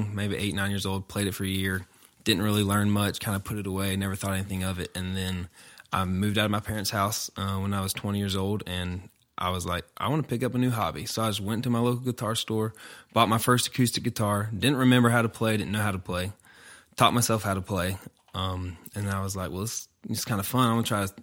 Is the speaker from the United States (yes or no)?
yes; Greenville, South Carolina, United States; I'm from Greenville, born and raised there my whole life. Lived all around the area